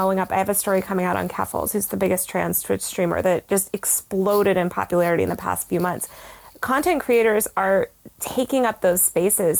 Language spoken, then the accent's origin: English; New York, United States; I'm a New Yorker